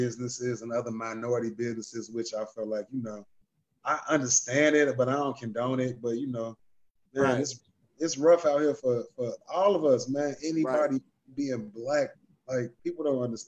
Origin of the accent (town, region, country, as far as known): Chicago, Illinois, United States